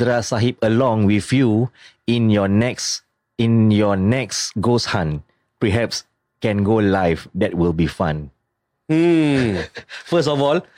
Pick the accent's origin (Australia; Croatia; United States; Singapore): Singapore; We are Singaporean